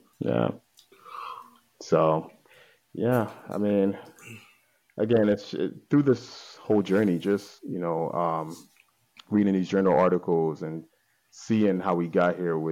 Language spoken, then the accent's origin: English; Italy; also born or lived in Nigeria; now in Baltimore, United States; I'm Nigerian, but I was born in Italy.